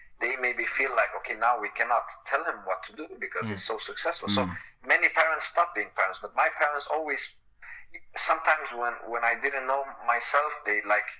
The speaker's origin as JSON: {"language": "English", "country": "Sweden", "tie": "born or raised there", "said": "also being Swedish, growing up in Sweden, learn a lot from Swedish people, and also have my own culture."}